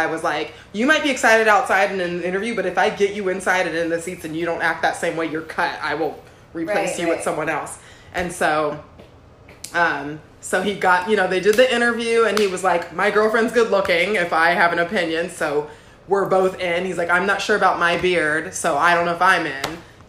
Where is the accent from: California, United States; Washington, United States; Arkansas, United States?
California, United States; Los Angeles; I'm here from Los Angeles and I just got here at 8:29.